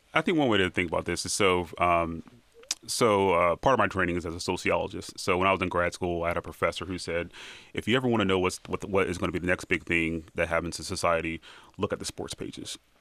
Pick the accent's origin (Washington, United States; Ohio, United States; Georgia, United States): Ohio, United States; Cincinnati; I'm from Cincinnati, Ohio